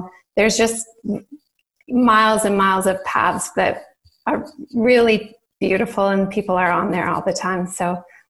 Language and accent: English; Southern Ontario, Canada; moved away as an adult; now in Saskatoon, Canada; Yeah, well, I grew up in Ontario, Southern Ontario, and I moved when I got married to Saskatoon